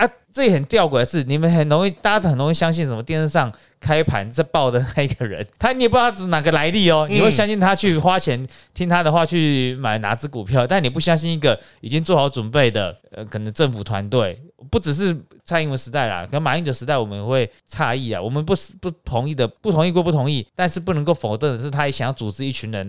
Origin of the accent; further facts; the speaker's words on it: Taiwan; 没有人，为什么我们台湾人都这样？啊，我们要开战的，要快点逃。